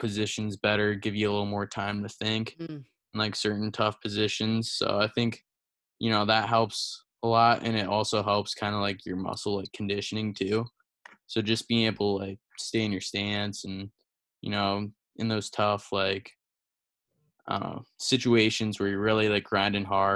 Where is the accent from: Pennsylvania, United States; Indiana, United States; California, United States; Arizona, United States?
Pennsylvania, United States; Lehigh Valley, PA; growing up, I, like, lived in Lehigh Valley, which is a pretty good, like, hotspot for wrestling mm-hmm. in PA